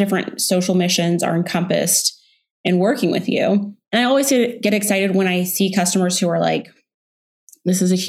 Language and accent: English; Texas, United States; also born or lived in Houston / Dallas; now in Austin, United States; I grew up in Texas, born in Houston. In middle school, we moved to Dallas